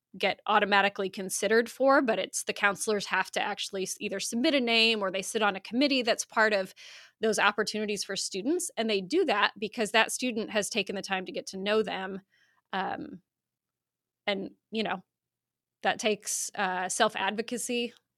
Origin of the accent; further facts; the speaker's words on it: Iowa, United States; now in Oklahoma, United States; I grew up in Iowa, um, the great state of Iowa